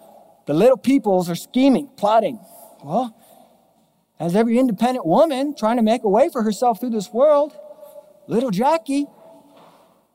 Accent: Mission Viejo, California, United States; moved away; We grew up in Southern Orange County, Mission Viejo

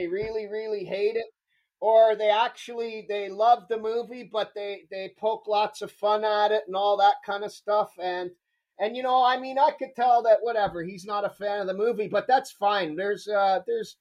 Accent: Toronto, Ontario, Canada; also born or lived in Scarborough; I was born and raised in Toronto

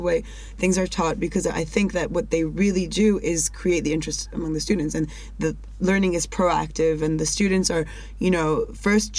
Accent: Belgium; moved away as an adult; also born or lived in United States; now in Israel; I grew up in Belgium and learned Dutch, Flemish, at school.

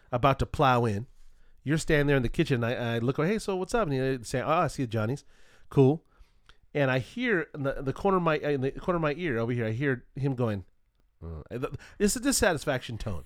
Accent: Culver City, California, United States; when I was young, I grew up in Culver City, California

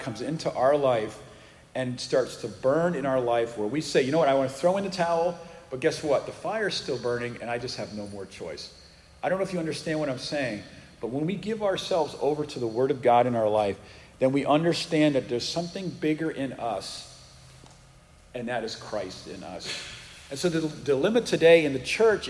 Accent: Northeast, United States; moved away as an adult; also born or lived in Massachusetts; now in Texas, United States; I'm from the Northeast

